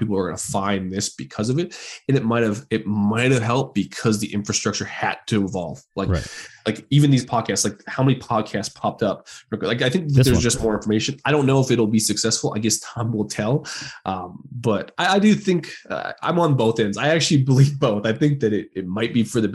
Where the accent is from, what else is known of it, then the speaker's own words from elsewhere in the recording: Canada; we're both Canadian